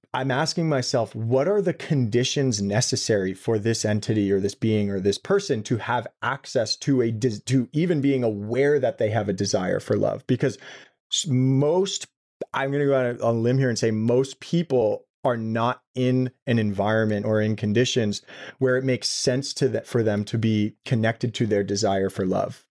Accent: New York City, New York, United States; I grew up in Brooklyn, New York City

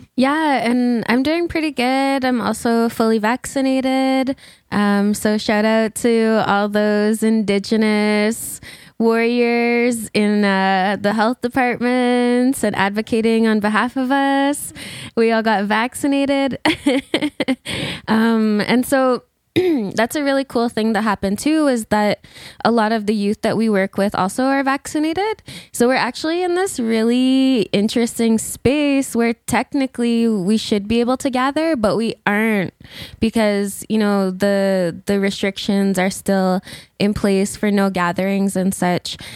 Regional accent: Alberta, Canada; moved away; I'm originally from Alberta

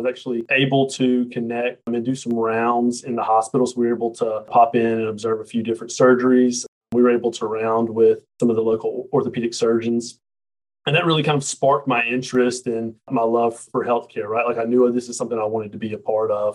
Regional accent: Montgomery, Alabama, United States; also born or lived in Birmingham, Alabama / Martin, Tennessee; I'm from Montgomery, Alabama

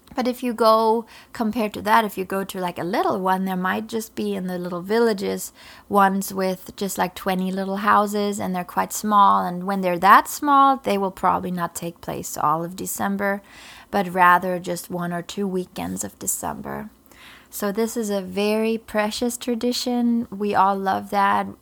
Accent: Germany; English is a second language; moved away as an adult; now in Florida, United States; I was born in Germany, I'm all German, um, and I, I was raised there.

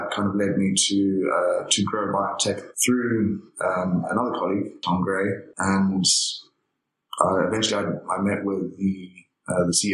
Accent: Zimbabwe; originally I come from Zimbabwe

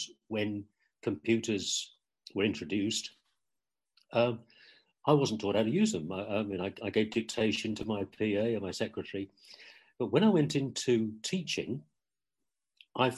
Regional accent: Ipswich, East of England, United Kingdom; moved away; I was born and brought up in Ipswich in England, in East Anglia.

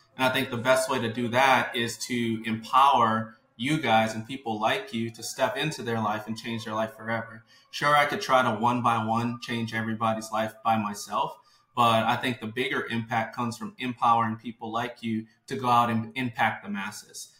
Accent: New Orleans, Louisiana, United States; from New Orleans, Louisiana, born and raised

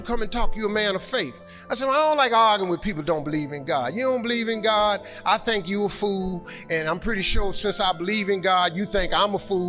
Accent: Cleveland, Ohio, United States; I'm from Cleveland.

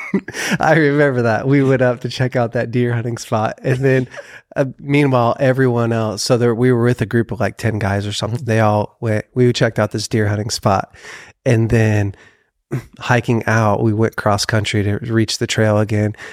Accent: Weaverville, California, United States; we grew up together in Weaverville

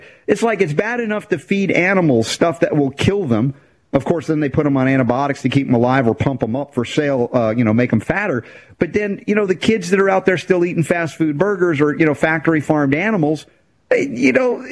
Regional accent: United States; growing up in America

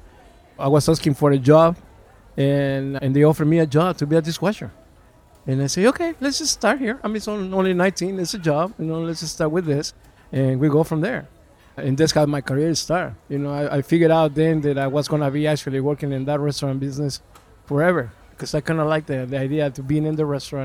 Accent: California, United States; English is a second language; also born or lived in Mexico City; now in Texas, United States; I'm originally from Mexico City. I grew up in Southern California and moved to Texas about 23 years ago.

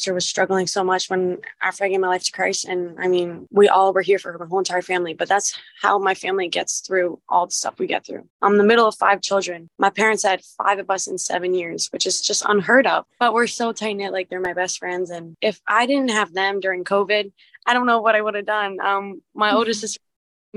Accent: Red Bank, New Jersey, United States; I went to a small Catholic school in my town up until seventh grade, and then I transferred to the sister school of my high school for eighth grade. And then I went to ninth through 12th at Red Bank Catholic in Red Bank, New Jersey

